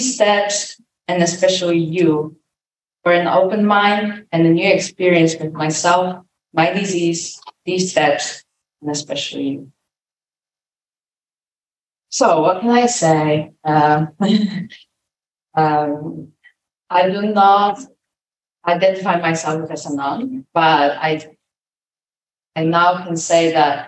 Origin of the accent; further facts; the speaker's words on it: Poland; I was born in 1996 in Poland, and I was the first generation actually to experience a free country.